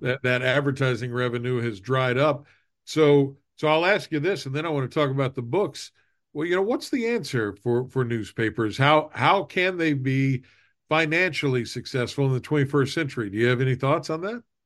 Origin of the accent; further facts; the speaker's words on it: Southern West Virginia, United States; you and I grew up in Southern West Virginia